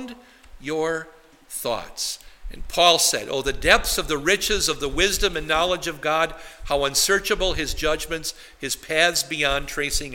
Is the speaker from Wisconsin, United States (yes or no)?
yes; Wisconsin, United States; now in New Ulm, United States; The lakes I grew up in Wisconsin are lakes that might have been, you know, a couple acres across